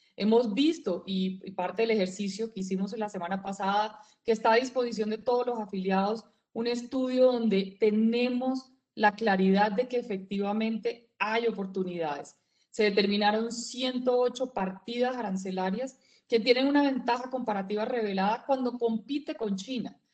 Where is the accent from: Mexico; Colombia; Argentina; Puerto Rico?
Colombia; todos somos hijos de Colombia